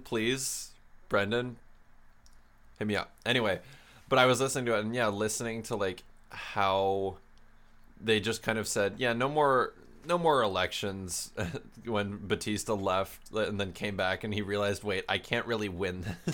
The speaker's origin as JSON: {"language": "English", "country": "Canada", "said": "we're Canadian, um, s, university students"}